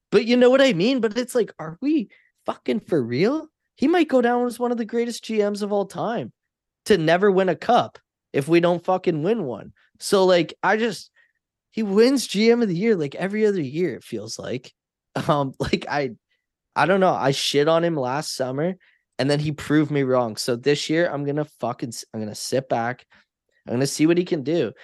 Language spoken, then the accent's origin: English; Canada; I'm Canadian